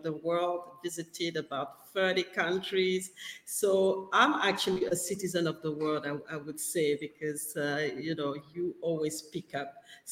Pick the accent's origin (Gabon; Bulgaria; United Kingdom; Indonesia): Gabon; English is a second language; moved away as an adult; now in Perth, Australia; I'm based in Perth in Australia, and I'm actually originally from West Africa in Gabon.